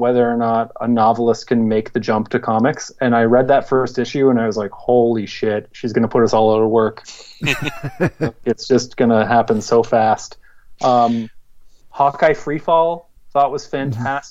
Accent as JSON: {"language": "English", "country": "Canada", "said": "I'm Canadian"}